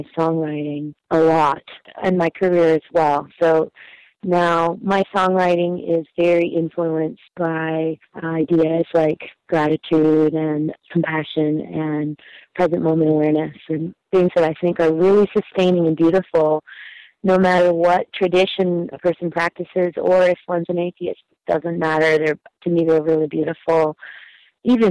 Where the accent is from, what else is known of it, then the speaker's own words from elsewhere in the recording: Northern California, United States; now in Berkeley, United States; I grew up in Northern California and then came to Berkeley to go to college